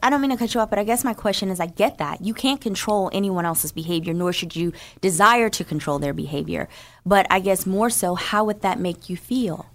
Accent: New Jersey, United States; I grew up in New Jersey

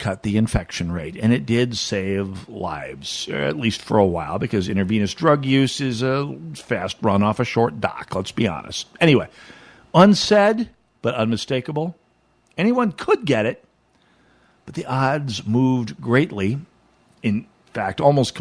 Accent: Jamestown, North Dakota, United States; moved away; in my hometown, Jamestown

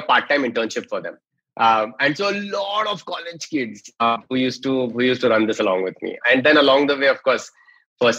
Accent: Mumbai, Maharashtra, India; I'm from Bombay

